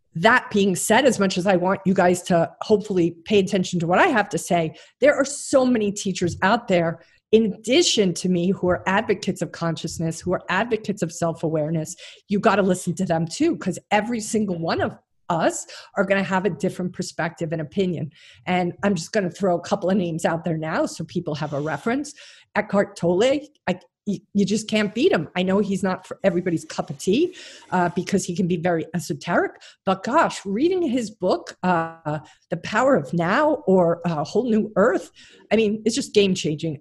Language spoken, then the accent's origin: English; St. James, New York, United States; also born or lived in Brooklyn, New York; I was born in Brooklyn, and then a good chunk of my life was spent on St. James, which is on the North Shore of Long Island.